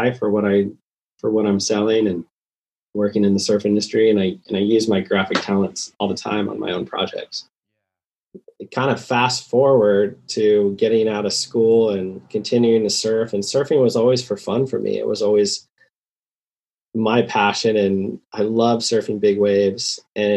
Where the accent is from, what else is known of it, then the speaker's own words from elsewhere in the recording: Santa Cruz, California, United States; I grew up in Santa Cruz